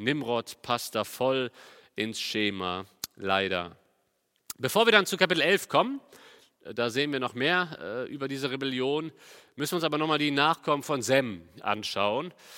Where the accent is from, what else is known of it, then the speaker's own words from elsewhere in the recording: Cologne, North Rhine-Westphalia, Germany; ich komme ja aus Köln